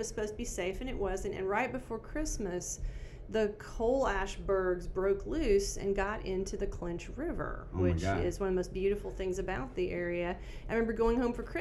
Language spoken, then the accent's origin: English; Kingston, Tennessee, United States; moved away as an adult; now in Bowling Green, United States; I grew up in a little place called Kingston